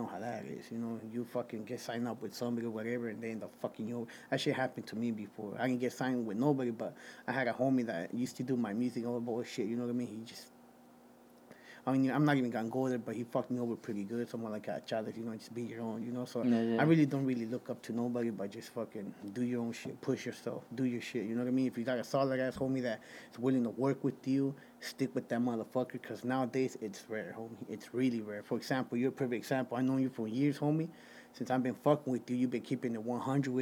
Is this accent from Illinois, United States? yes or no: no; Caldwell, Idaho, United States; also born or lived in Guerrero, Mexico / Santa Ana, California; I come from Caldwell, Idaho, 208-208